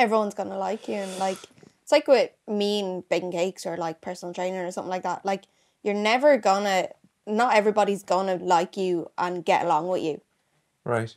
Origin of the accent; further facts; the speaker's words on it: Gorey, County Wexford, Ireland; I'm from Wexford